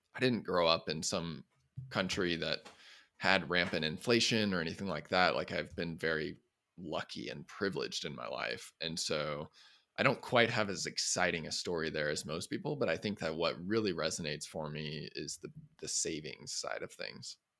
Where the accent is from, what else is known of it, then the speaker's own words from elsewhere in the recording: Midwest, United States; I grew up in the Midwest